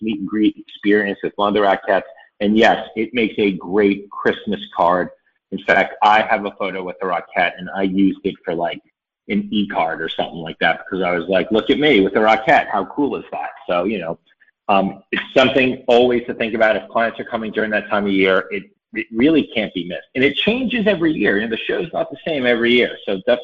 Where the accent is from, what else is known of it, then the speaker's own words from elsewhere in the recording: New York City, New York, United States; I'm a New Yorker